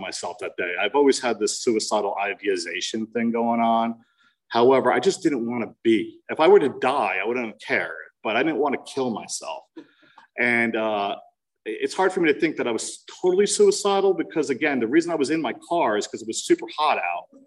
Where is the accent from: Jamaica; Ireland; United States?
United States; New Jersey; I'm from New Jersey